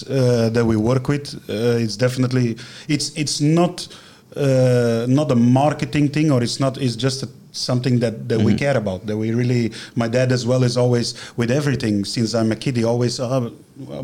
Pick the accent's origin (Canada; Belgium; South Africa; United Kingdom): Belgium; moved away as an adult; now in China; back in Belgium, in my hometown